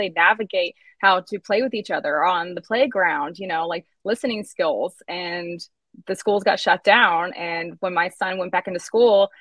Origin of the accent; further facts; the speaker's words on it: Georgia, United States; moved away as an adult; now in Florida, United States; I grew up in Georgia